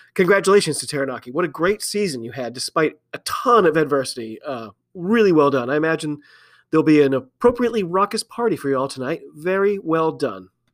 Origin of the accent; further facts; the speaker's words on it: United States; I'm an American rugby fan